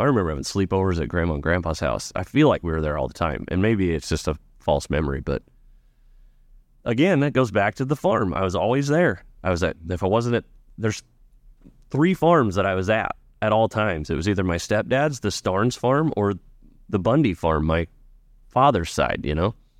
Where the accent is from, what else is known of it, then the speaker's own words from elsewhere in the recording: Ashton, Nebraska, United States; growing up in Ashen was great